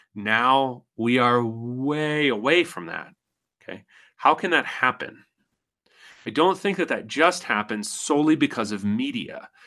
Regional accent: United States; I'm an American

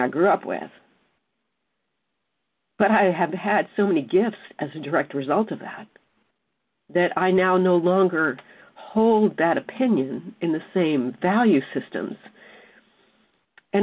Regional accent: South Mississippi, United States; I was raised in South Mississippi

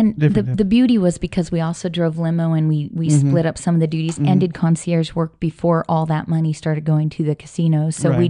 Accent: Washington, United States; moved away as an adult; now in Las Vegas, United States; Washington State.

